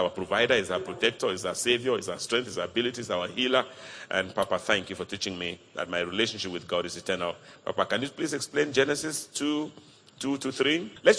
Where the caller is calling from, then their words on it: Spain; Pastor … calling from Spain.